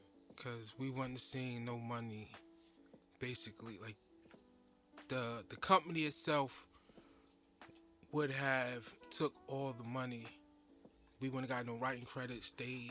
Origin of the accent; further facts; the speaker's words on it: Jersey City, New Jersey, United States; I'm from Jersey City, born and raised. I ain't been no other place.